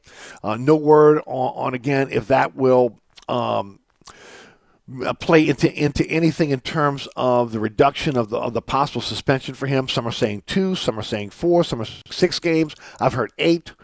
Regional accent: New Orleans, Louisiana, United States; I grew up in New Orleans

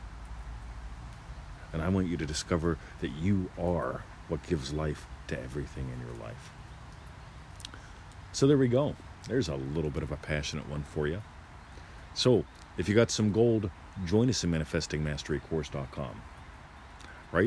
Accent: United States; now in Australia; I was born an American. I moved here, decided I wanted to become an Australian

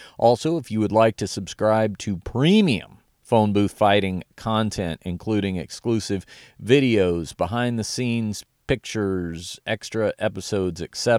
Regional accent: Dallas, Texas, United States; I attended in my hometown of Dallas, Texas

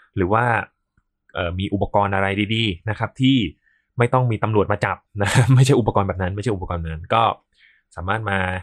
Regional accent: Samut Prakan, Thailand; also born or lived in Lat Phrao, Bangkok; ตอนที่เพิ่งจบอนุบาลใหม่ๆเนี่ย ก็ คุณแม่นะครับ คุณแม่ร้องไห้ไปสอบเข้าโรงเรียน เอ่อ Saint Dominic เออ โรงเรียน Saint Dominic ห้องพิเศษเลยนะฮะซึ่งตอนนั้นบ้านอยู่สมุทรปราการ

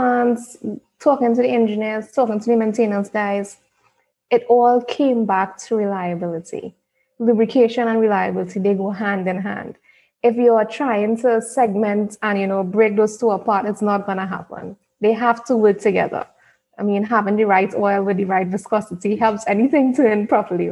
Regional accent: Trinidad & Tobago; I'm from Trinidad

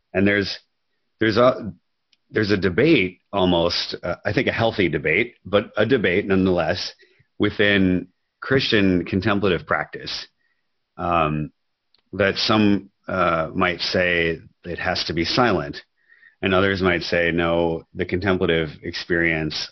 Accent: Minnesota, United States; I grew up in Minnesota

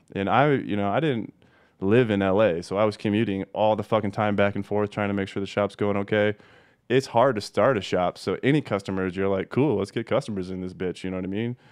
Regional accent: Denver, Colorado, United States; also born or lived in Des Moines, Iowa / Los Angeles; I moved there out of kindergarten into Colorado

